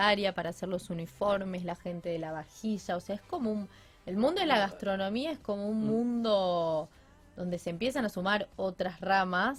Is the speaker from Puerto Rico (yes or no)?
no; Rafaela, Santa Fe, Argentina; moved away as an adult; now in Rosario, Argentina; no volvería a Rafaela